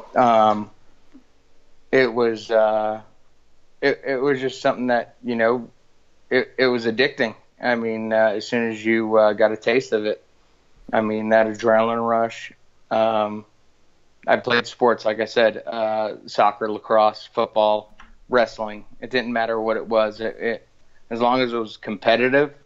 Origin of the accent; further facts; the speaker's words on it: West Islip, New York, United States; growing up out of the uh, streets of Long Island, uh, West Islip